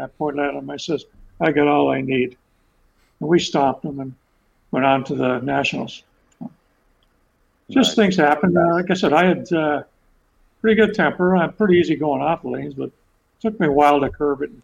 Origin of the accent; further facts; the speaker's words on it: Ontario, Canada; moved away as an adult; now in Nova Scotia, Canada; I'm from Ontario